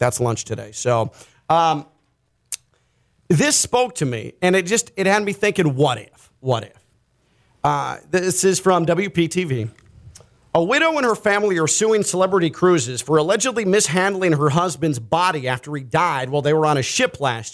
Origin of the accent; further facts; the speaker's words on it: Chicago, Illinois, United States; growing up in Chicago